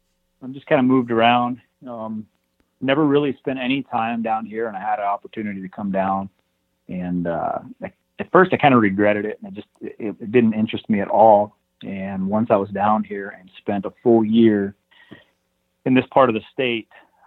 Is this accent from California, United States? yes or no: no; Montana, United States; No, I'm from here in Montana, the northwestern part of the state, or pretty close to the northwest part of the state, mountainous, the Rockies and that area